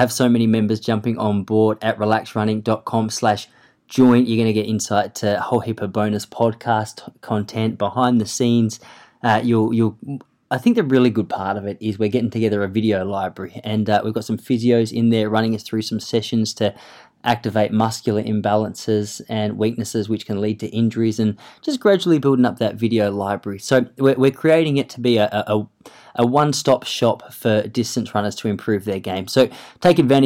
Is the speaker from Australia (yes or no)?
yes; Australia; accent: bogan; a pretty, I guess you'd say, Aussie bloke